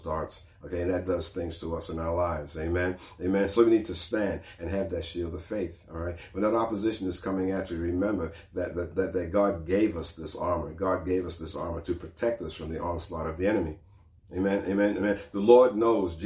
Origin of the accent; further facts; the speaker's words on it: East Coast, New York, United States; moved away; I'm from the East Coast where we had plenty of hurricanes and things like that and storms